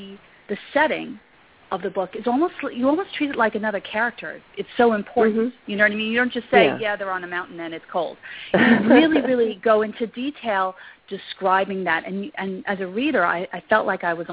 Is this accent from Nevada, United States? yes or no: no; New York, United States; I'm from New York and I grew up in New York